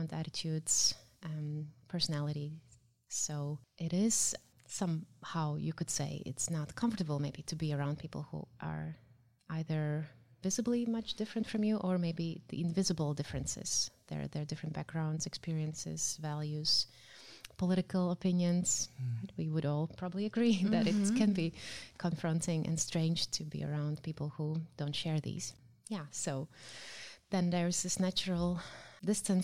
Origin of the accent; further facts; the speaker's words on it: Latvia; moved away as an adult; now in Netherlands; I am from Latvia and I'm raising my child here in Netherlands